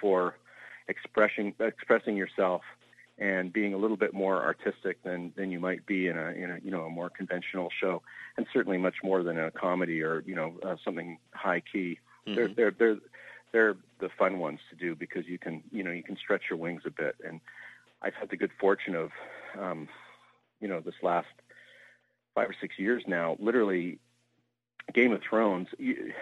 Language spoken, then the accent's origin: English; Vancouver, British Columbia, Canada; I grew up in Vancouver, Canada